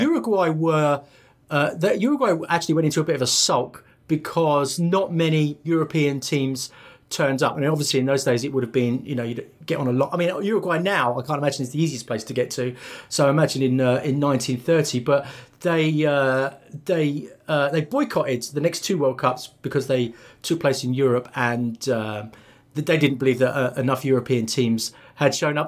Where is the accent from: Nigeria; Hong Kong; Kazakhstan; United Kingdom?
United Kingdom; England; I was brought up in England